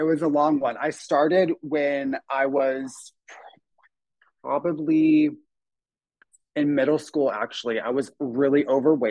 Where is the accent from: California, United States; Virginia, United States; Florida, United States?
Florida, United States; Apopka; now in Los Angeles, United States; Just outside of Orlando in a town called Apopka.